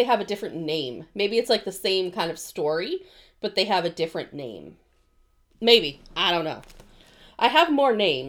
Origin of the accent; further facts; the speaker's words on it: United States; We're Americans.